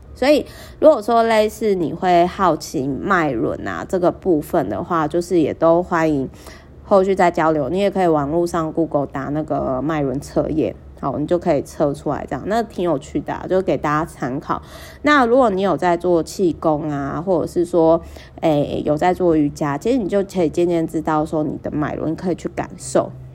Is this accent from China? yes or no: no; Kaohsiung, Taiwan; now in Taipei, Taiwan; 我每次回高雄